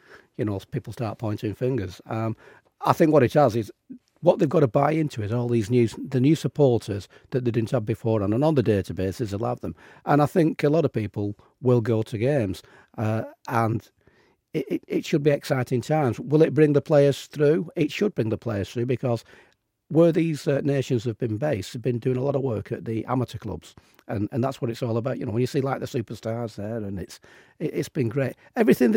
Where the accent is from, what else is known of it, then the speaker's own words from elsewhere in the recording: England, United Kingdom; me as an Englishman